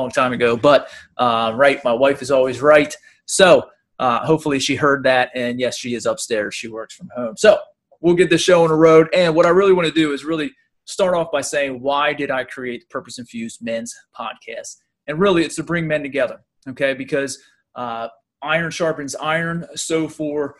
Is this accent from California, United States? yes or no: no; Pennsylvania, United States; I'm from Pennsylvania